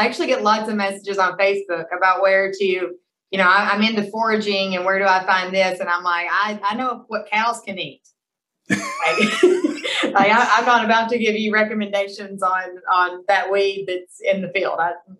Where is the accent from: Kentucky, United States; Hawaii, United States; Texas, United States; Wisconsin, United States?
Kentucky, United States; You know, again, I came from Kentucky. We had the loamy soils, but they had their own challenges.